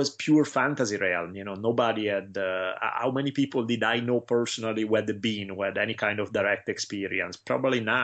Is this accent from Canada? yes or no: no; Italy; now in Los Angeles, United States; I had to do 5 years in Latin growing up in Italy